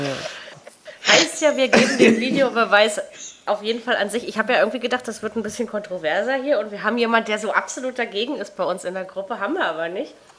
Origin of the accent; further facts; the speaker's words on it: Germany; ich als Brandenburger Berliner